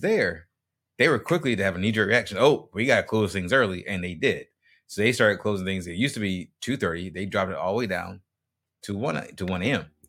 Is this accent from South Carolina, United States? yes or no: yes; Greenville, South Carolina, United States; now in Tampa, United States; my hometown is Green, is Greenville, South Carolina